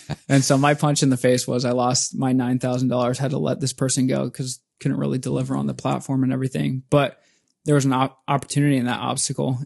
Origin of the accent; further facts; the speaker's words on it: Spokane, Washington, United States; moved away as an adult; now in Seattle, United States; in my hometown, Spokane, Washington.